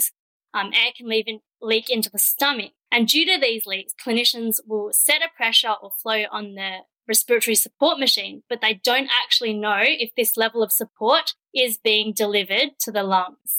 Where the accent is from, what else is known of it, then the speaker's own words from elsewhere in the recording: Perth, Western Australia, Australia; moved away as an adult; also born or lived in Melbourne; I grew up in Perth and I went straight into a Bachelor of Science at the University of Western Australia